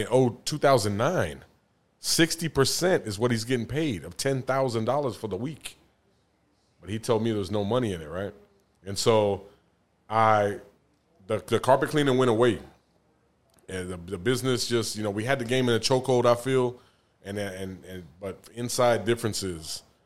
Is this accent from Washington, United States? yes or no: no; San Antonio, Texas, United States; also born or lived in Denver, Colorado; now in Atlanta, United States; I'm from San Antonio